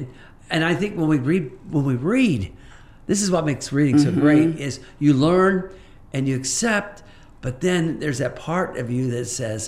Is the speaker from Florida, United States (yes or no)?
yes; Orlando, Florida, United States; I grew up in Orlando, Florida, in an Air Force base.